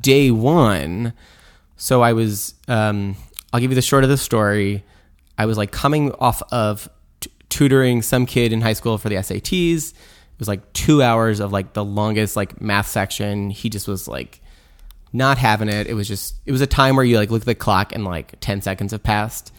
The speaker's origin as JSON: {"language": "English", "area": "Long Island", "region": "New York", "country": "United States", "tie": "born or raised there", "also_born_or_lived": "Providence, Rhode Island, United States / Brooklyn, New York, United States", "lives_now": "Wassaic, United States", "said": "growing up in Long Island, we'd go to museums"}